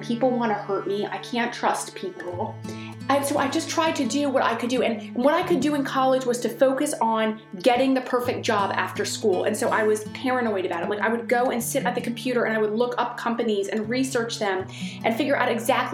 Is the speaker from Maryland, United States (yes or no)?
yes; Maryland, United States; I grew up in Maryland, and we were in a suburb of Washington, D.C.